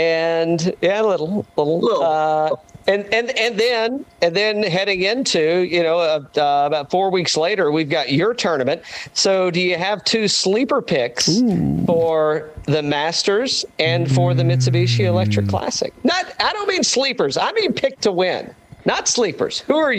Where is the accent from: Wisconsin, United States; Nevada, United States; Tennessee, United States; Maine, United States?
Tennessee, United States; East; moved away; I'm originally from East Tennessee